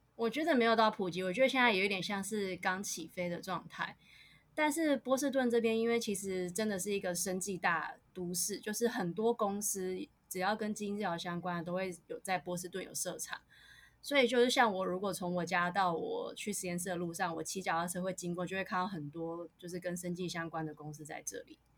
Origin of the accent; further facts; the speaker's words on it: Tainan, Taiwan; moved away as an adult; now in United States; 我是台南人